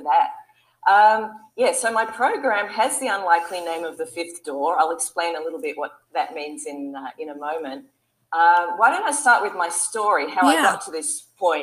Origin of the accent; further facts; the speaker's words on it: Sydney, New South Wales, Australia; We ran an advertising agency in Sydney, my hometown in Australia.